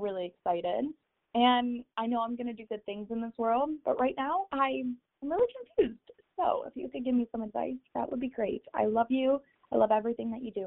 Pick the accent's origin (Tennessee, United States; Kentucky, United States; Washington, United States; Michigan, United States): Michigan, United States; I go to Michigan State University, so I'm from Michigan